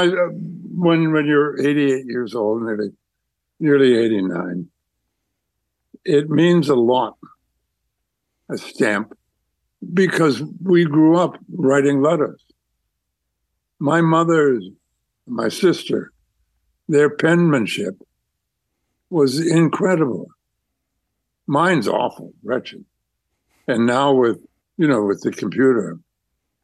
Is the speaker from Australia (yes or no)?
no; Canada; I'm a Canadian through and through